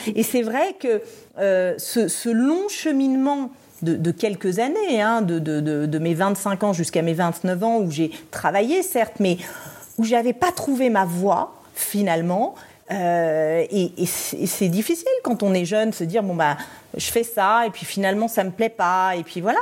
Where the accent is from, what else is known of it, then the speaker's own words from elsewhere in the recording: Paris, Île-de-France, France; also born or lived in Brussels; je suis française et, parisienne, mais j'avais vécu à Bruxelles